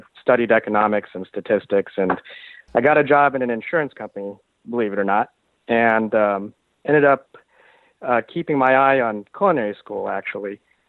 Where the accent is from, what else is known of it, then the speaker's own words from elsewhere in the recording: California, United States; First of all, I should say I grew up in Southern California, which, as you know, is a complete barbecue mecca.